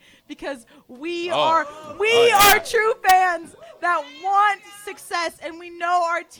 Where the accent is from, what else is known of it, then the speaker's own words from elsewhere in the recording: Kansas City, United States; I'm from Kansas City.